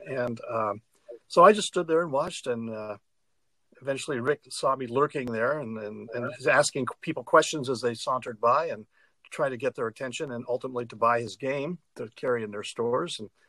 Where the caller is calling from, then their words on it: Chicago, Illinois, United States; I'm calling you from Chicago, where I live in downtown Chicago. And I see I'm in the basement of my house that was built in 1886